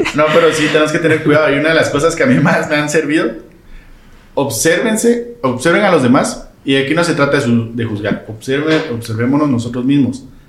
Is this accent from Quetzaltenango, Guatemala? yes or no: yes; Quetzaltenango, Guatemala; yo soy de Shela